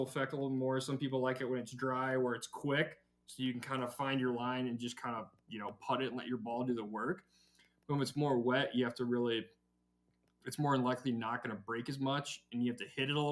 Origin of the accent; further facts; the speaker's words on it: Iowa, United States; I'm from Iowa.